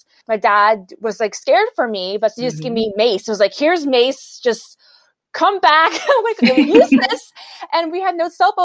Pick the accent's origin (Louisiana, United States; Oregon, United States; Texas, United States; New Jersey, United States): Texas, United States; Houston; I'm from Houston.